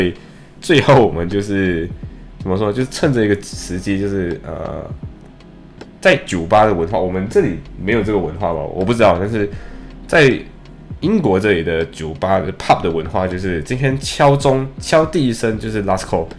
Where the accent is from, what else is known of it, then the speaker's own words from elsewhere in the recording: Malaysia; now in United Kingdom; 就我们马来西亚人会，当我们说不行的时候，我们会说 I can't，对不对？